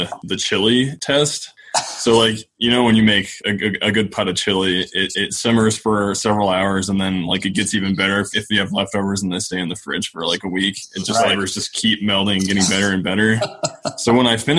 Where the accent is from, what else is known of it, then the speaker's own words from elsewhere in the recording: Cheyenne, Wyoming, United States; also born or lived in Laramie, Wyoming; I am from Cheyenne, from the capital, and then I came over to Laramie for school